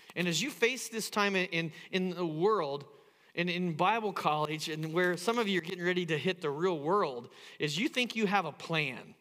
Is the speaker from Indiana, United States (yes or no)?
yes; Indiana, United States; now in Phoenix, United States; I grew up in the Midwest. I grew up in Indiana